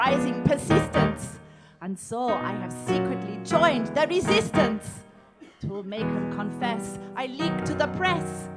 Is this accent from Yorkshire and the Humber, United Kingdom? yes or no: no; London, United Kingdom; I'm from London